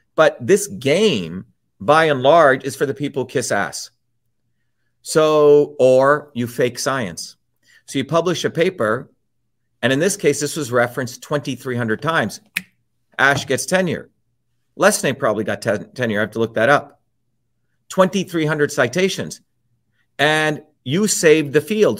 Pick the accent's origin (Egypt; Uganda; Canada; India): India; moved away; I grew up in India